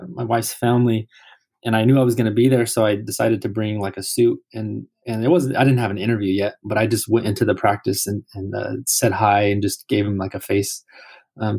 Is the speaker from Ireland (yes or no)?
no; California, United States; we're both from California